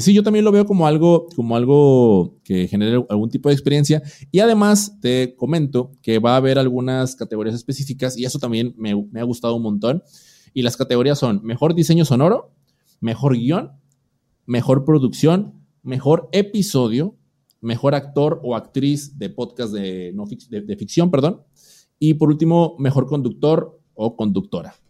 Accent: Mexico; en mi país, México

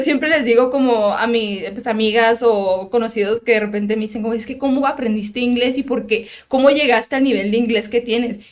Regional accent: Tijuana, Baja California, Mexico; also born or lived in United States; toda mi vida he vivido en Tijuana

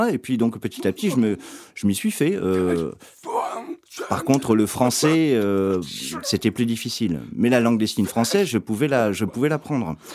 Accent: Iraq; Moi, je viens d'Irak, hein. je suis d'origine irakienne. Euh, toute ma famille euh, vit en Irak.

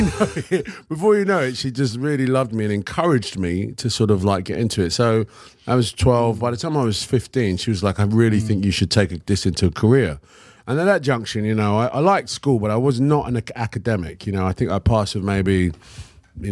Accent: London, United Kingdom; also born or lived in Hackney, London / Canning Town, London; when I was like probably 12 years old. I moved from Hackney to Canning Town

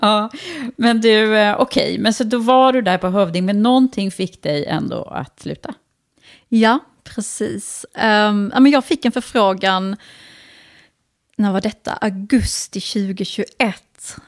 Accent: Sweden; Vi båda, eh, är liksom, vi är inte utlandsfödda, men vi har ju utländska föräldrar

